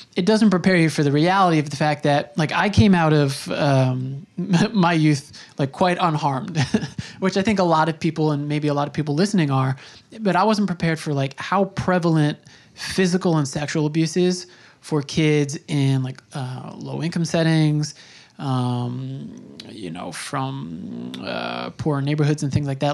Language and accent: English; Long Island, New York, United States; I grew up on Long Island and, um, you know, that's where I spent my youth